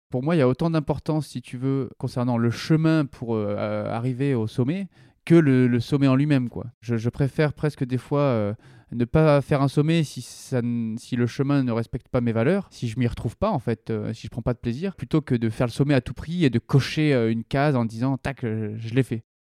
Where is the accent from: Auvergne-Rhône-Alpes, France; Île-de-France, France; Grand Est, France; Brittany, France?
Auvergne-Rhône-Alpes, France; Vercors, Drôme; les chemins autour de châtillon dioua là où j'ai grandi. C'est le Vercors, en gros